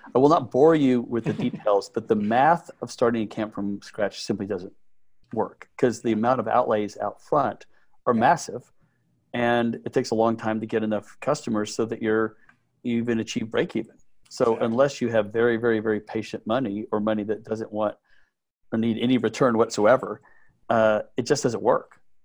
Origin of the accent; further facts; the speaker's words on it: Midland, Texas, United States; I grew up in Midland, Texas